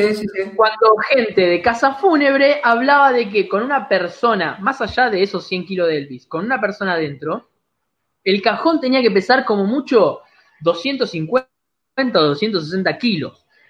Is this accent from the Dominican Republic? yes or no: no; Argentina; somos argentinos orgullosos